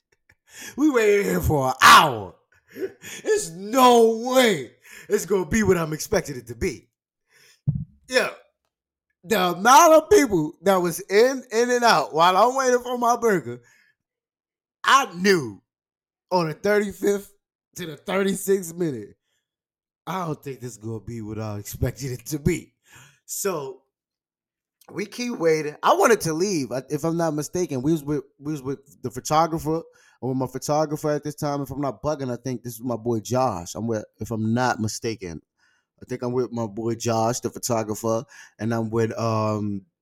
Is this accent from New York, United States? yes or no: yes; New York, United States; I'm from New York